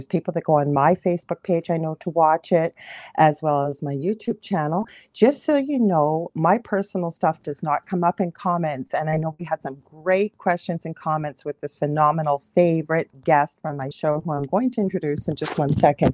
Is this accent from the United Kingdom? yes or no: no; Canada; I'm a Canadian clairvoyant medium